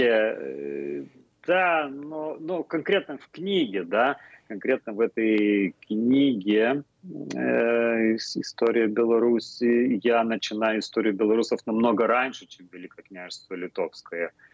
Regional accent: Lithuania

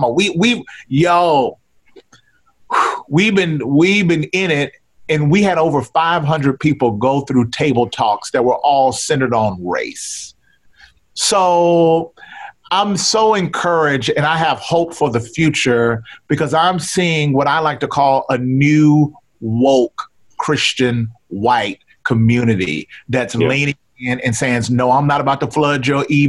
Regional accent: Mississippi, United States; I'm Black from Mississippi

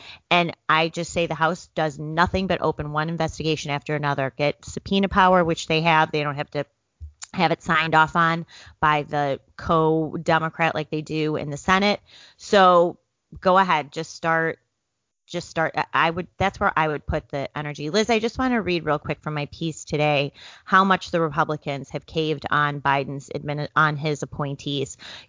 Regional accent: Illinois, United States; in my home state of Illinois

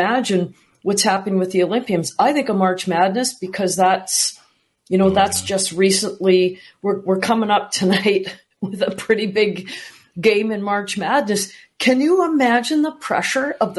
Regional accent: Canada; I'm from Canada

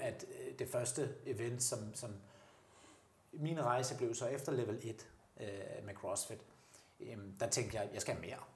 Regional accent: Denmark; som danskere

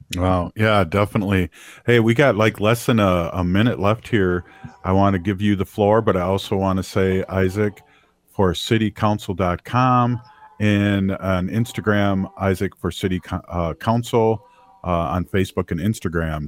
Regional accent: Minnesota, United States; accent: Minnesota; my Minnesota accent

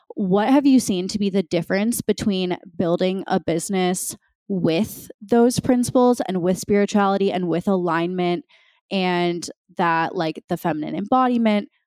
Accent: Minnesota, United States; born or raised there; moved away as an adult

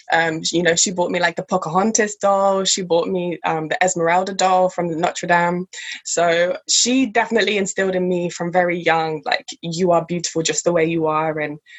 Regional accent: England, United Kingdom; with a white mother, white family, white household, majority white country, because I grew up in England

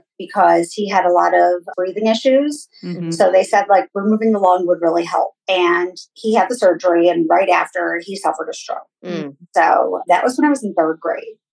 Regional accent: Midwest, United States; I grew up in the Midwest.

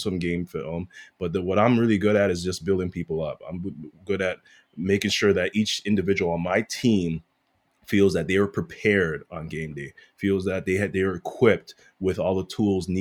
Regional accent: Toronto, Ontario, Canada; I'm a kid from Rexdale

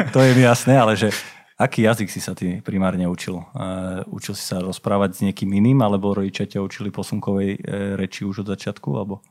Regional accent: eastern Slovakia, Slovakia; ja som z východu, takže my veľmi radi mám, máme dialekty

